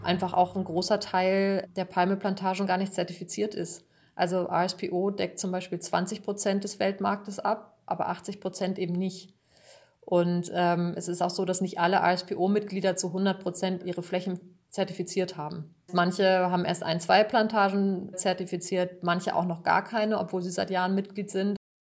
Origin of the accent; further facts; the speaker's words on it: Germany; bei uns in Deutschland